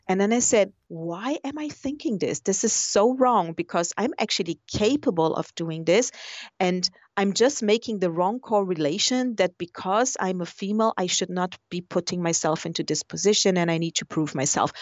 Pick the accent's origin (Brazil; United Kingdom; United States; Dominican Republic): Brazil; moved away; I come from Brazil